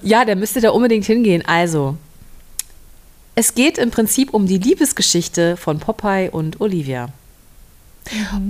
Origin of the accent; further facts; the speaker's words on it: Berlin, Germany; moved away; Berlin ist meine alte Heimat